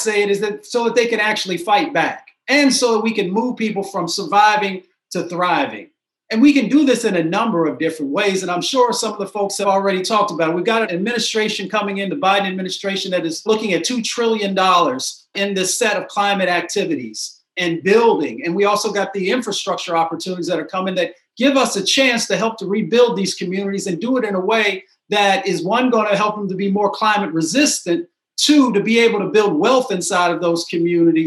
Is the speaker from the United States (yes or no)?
yes; Appalachia, United States; moved away; also born or lived in Michigan; I was raised in Appalachia and in Michigan.